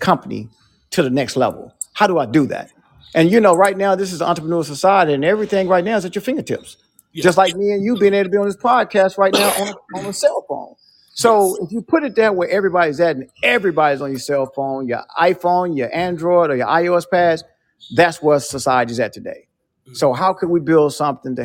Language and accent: English; Nashville, Tennessee, United States; a black kid growing up in Nashville